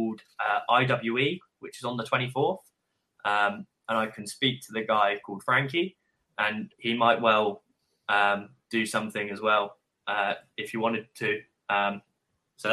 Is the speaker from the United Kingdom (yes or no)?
yes; United Kingdom; us in the UK